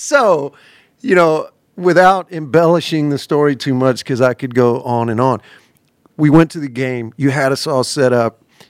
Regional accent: Alabama, United States; Because look, I'm from Alabama, okay?

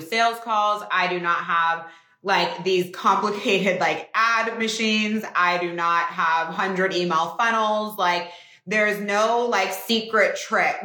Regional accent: Northern California, United States; moved away; I'm from Northern California. It's so nice. I like still go home to the house that I grew up in.

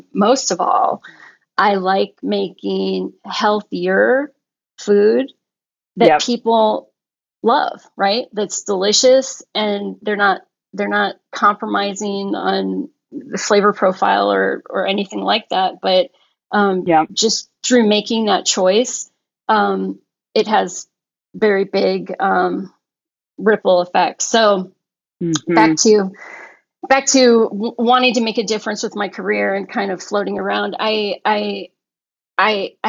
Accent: Michigan, United States; moved away as an adult; also born or lived in Wisconsin / Seattle, Washington; Glenn and I were actually born a couple hours away from each other back in Michigan. And then I grew up in Michigan and Wisconsin

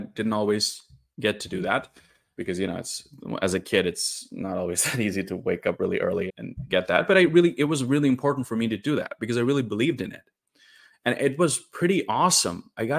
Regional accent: Northeast India, India; I'm from India, and most people in India are Hindus, but there is a significant Islamic population, especially in the north. And I'm from the northeast part of India.

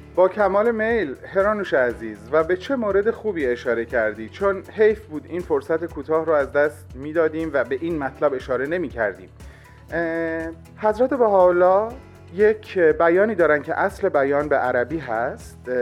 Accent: Iran; moved away; ما ایرانی ها

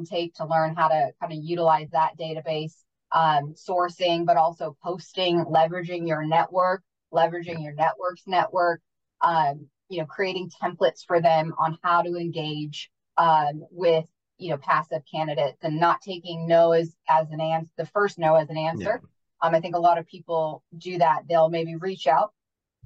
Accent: Wales, United Kingdom; moved away; I'm originally from the UK and from Wales

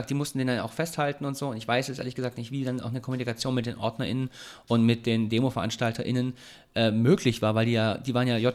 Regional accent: Swabia, Germany; now in Heidelberg, Germany; tut mir in der Seele weh als Schwabe.

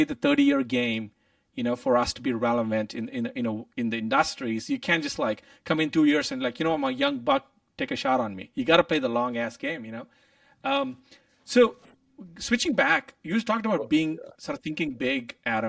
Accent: India; moved away as an adult; now in United States; growing up in India

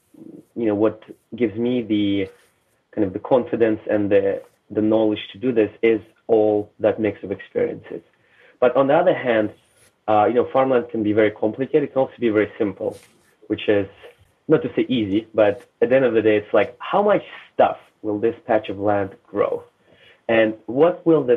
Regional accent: Russia; moved away; I was born in Soviet Union, raised in Russia

